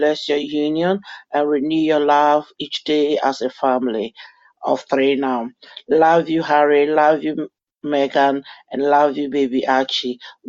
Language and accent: English; London, United Kingdom; from London.